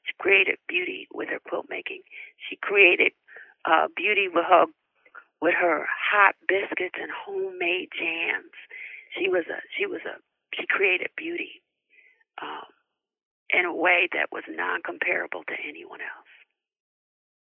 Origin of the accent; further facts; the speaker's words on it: Connecticut, United States; I grew up in Connecticut, and I spent my summers in Athens, Georgia with my grandmother.